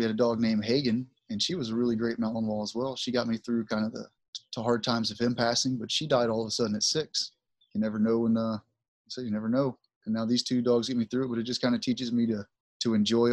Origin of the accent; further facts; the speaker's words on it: Southeast Texas, United States; I was born and raised in Texas, Southeast Texas